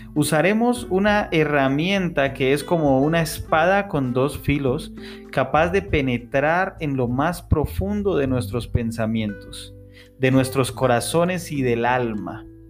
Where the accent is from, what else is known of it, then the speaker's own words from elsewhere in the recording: Tunja, Boyacá, Colombia; en Tunja, mi ciudad natal